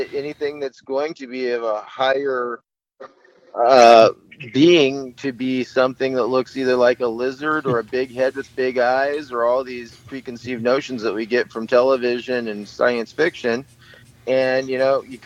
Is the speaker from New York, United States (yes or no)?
no; outside Lake Tahoe, California, United States; I grew up outside Lake Tahoe, so I was in the woods and in the lake all the time